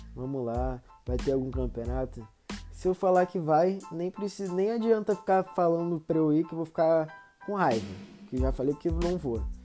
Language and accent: Portuguese; Rio de Janeiro, Brazil; Eu moro no Rio, né? sou carioca.